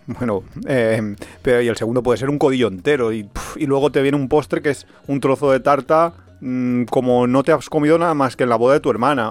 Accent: Valencia, Valencian Community, Spain; somos de Valencia, somos muy paletos

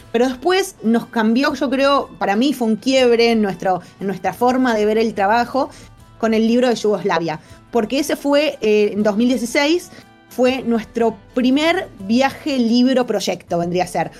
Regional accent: Argentina; se nos abren las puertas del mundo a los argentinos

